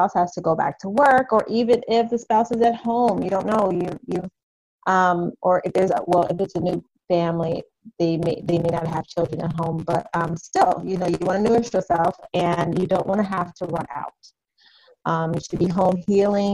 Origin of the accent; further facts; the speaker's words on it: Chicago, Illinois, United States; moved away as an adult; now in Indiana, United States; I am originally from Chicago, Illinois, but my family and I have decided to plant our roots here in Indiana about a little over 2 years ago